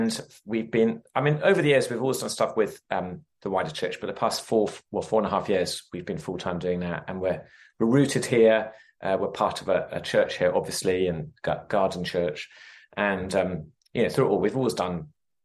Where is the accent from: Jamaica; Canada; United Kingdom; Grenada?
United Kingdom; England; moved away as an adult; also born or lived in London / Sheffield; now in United States; from my accent, we're not from the US, so originally from England